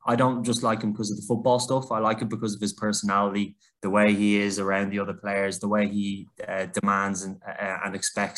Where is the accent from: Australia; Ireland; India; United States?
Ireland; Dublin, Leinster; moved away as an adult; also born or lived in Manchester, United Kingdom; now in United Kingdom; I was born in Dublin, Ireland, in a crazy soccer family